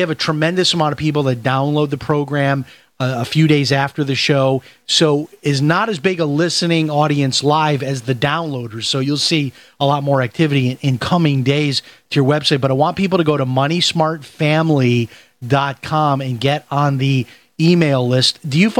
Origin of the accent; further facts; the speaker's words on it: Chicago, Illinois, United States; Okay, so I'm from Chicago, and I grew up on the Southwest Side, just like you did, Steve.